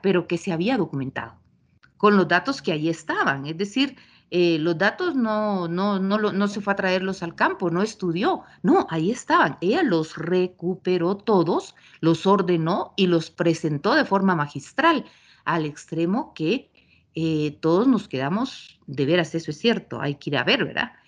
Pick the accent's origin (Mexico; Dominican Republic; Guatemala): Guatemala; Luego me fui por siete años de Guatemala y cuando regresé